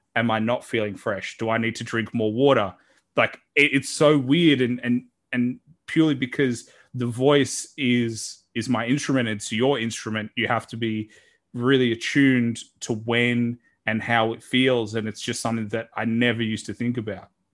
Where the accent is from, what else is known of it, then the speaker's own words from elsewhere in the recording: Australia; a guy from Australia